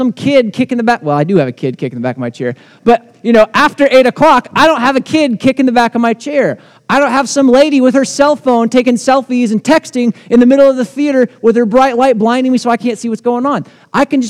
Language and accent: English; United States; as American Christians